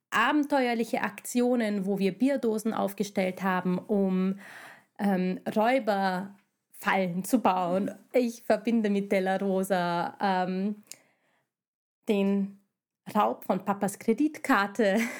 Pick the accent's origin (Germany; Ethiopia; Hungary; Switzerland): Hungary; German is a second language; now in Vienna, Austria; wieso wir Wahlwienerinnen sind. Wir stammen ursprünglich aus Ungarn, hört man vielleicht